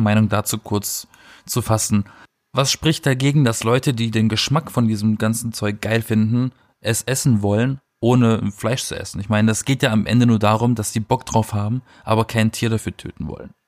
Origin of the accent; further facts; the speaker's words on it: Black Forest, Baden-Württemberg, Germany; ich komme aus dem Schwarzwald